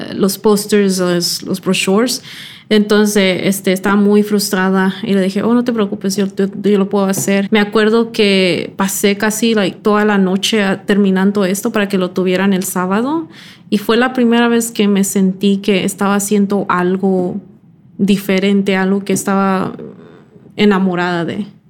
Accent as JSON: {"language": "Spanish", "area": "Silicon Valley", "region": "California", "country": "United States", "tie": "born or raised there", "also_born_or_lived": "Mexico / New York", "first_language": "English", "second_language": "Spanish", "said": "yo crecí aquí en, Silicon Valley antes de que pasara todo esto de Google, Facebook y Airbnb"}